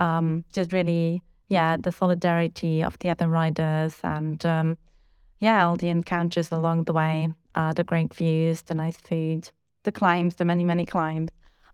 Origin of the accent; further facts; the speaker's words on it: Germany; I'm 30 years old and I'm from Germany.